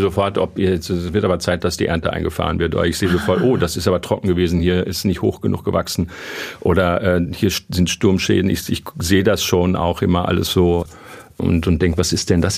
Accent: Lünen, North Rhine-Westphalia, Germany; Also ich komme aus dem Münsterländer, also Lünen ist eine geteilte Stadt.

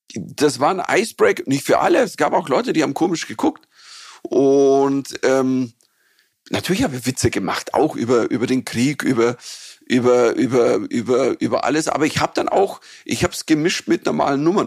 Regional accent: Bavaria, Germany; accent: Bavarian

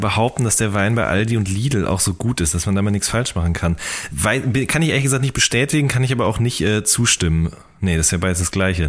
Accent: the Ruhr area, North Rhine-Westphalia, Germany; moved away; also ich komme aus dem Pott ursprünglich und bei uns gab es im Funpark in Hagen gab es 10-Cent-Partys

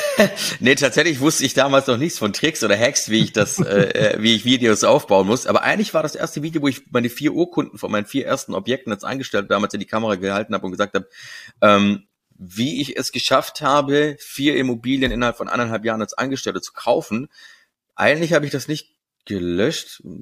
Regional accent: Stuttgart, Baden-Württemberg, Germany; meiner Stuttgarter Bubble, wo ich herkomme, ne, wo man mich so kennt, wo ich mein Netzwerk habe

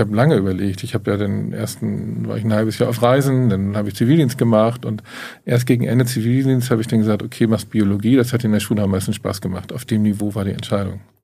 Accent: Glinde, Schleswig-Holstein, Germany; also born or lived in Hamburg-St. Pauli; ich bin in Glinden aufgewachsen

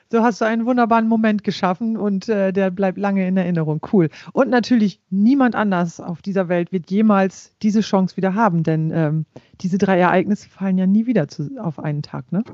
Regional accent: East Frisia, Lower Saxony, Germany; also born or lived in Papenburg; ich stamme aus Ostfriesland

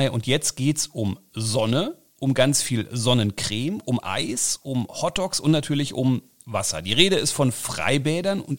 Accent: Berlin, Germany; Ich bin ja in West-Berlin aufgewachsen. Da gibt es ganz viele Straßenbäume.

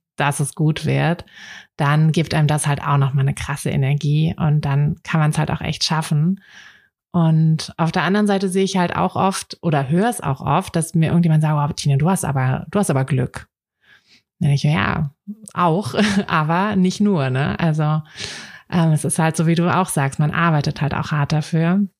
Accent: Berlin, Germany; ich bin ja auch in Berlin aufgewachsen

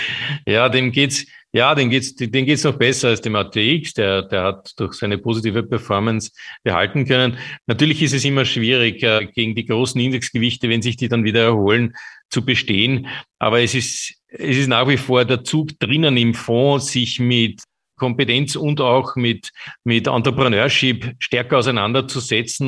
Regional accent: Austria; bei uns in Österreich

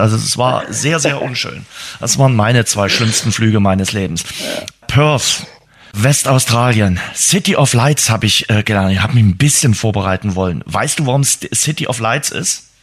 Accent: Dresden, Saxony, Germany; für Dresden irgendwie andere Tipps vielleicht geben, als die im Reiseführer stehen, weil wir unsere Stadt nun mal besser kennen als der Reiseführer

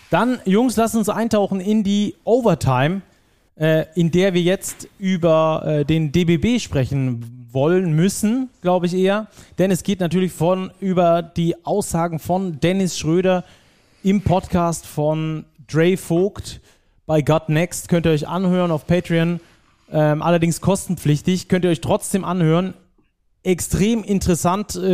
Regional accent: Baden-Württemberg, Germany; accent: Swabian; also liegt nicht an meinem schwäbischen Akzent.

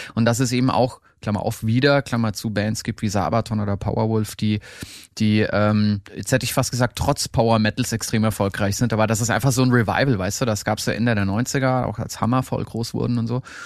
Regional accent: Erlangen, Bavaria, Germany; an so einem Musikinstitut in, hier in Erlangen in meiner Heimat

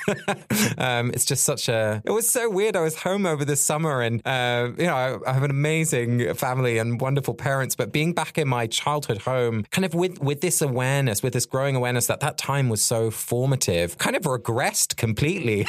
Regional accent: Sussex, South East England, United Kingdom; our natural landscape which I grew up in in Sussex

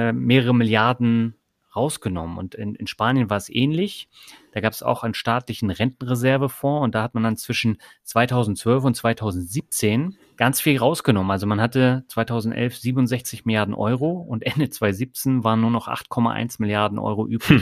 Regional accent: Germany; bei uns in Deutschland

